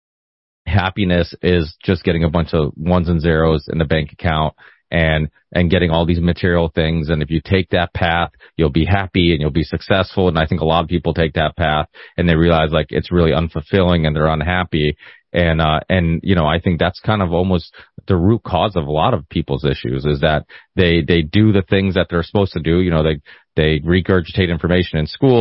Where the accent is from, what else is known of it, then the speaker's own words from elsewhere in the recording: Northern Portugal, Portugal; moved away; I was born in Northern Portugal, where everybody had huge families.